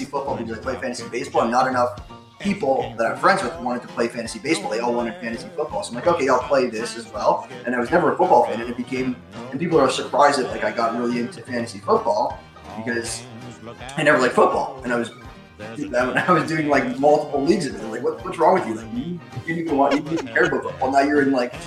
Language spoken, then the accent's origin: English; Canada; I am Canadian